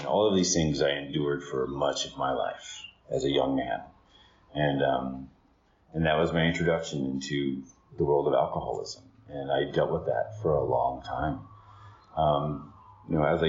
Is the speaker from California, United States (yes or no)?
yes; Riverside, California, United States; I was born in Riverside in 72